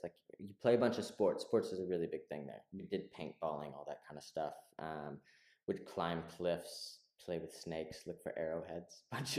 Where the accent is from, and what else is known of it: Texas, United States; moved away as an adult; also born or lived in Central and South America; now in Berlin, Germany